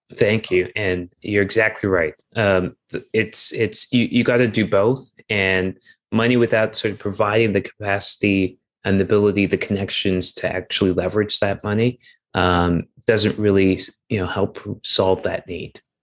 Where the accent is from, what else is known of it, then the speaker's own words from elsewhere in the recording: Toronto, Ontario, Canada; moved away as an adult; also born or lived in United States / Europe / South America; I'm originally from Toronto, so I'm from Toronto.